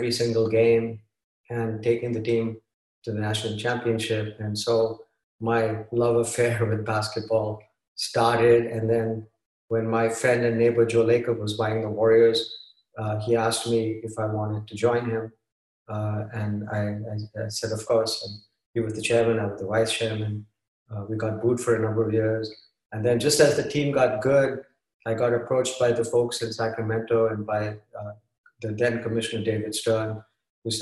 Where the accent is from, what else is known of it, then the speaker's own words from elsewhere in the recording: Mumbai, Maharashtra, India; moved away as an adult; now in Redwood City, United States; I grew up in Bombay playing cricket